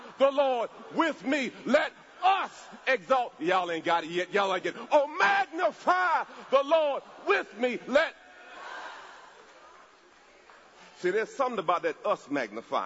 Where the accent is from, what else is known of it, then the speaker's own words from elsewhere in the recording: Jamaica; I'm from Jamaica